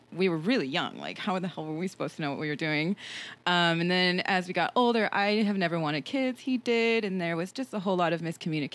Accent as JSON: {"language": "English", "town": "San Diego", "region": "California", "country": "United States", "tie": "born or raised there", "also_born_or_lived": "Minnesota", "moved": "as an adult", "lives_now": "New York, United States", "said": "pretty much grew up in San Diego"}